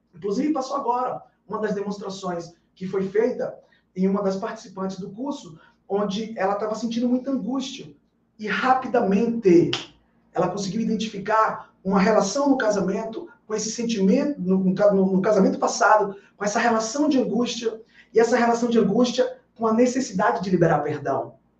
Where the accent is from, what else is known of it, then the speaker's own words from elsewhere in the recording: Bahia, Brazil; Aqui na Bahia, na minha terra